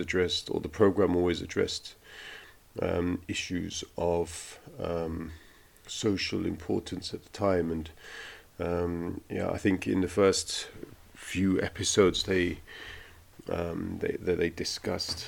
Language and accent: English; London, United Kingdom; also born or lived in Italy; now in Berlin, Germany; I've lived in 3 countries, if you include the country of my birth, which is the UK. I was born in London